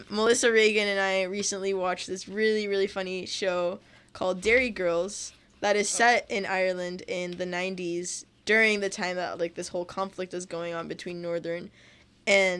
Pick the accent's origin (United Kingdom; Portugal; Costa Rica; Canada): Costa Rica; now in Florida, United States; here in Florida, and I'm from Costa Rica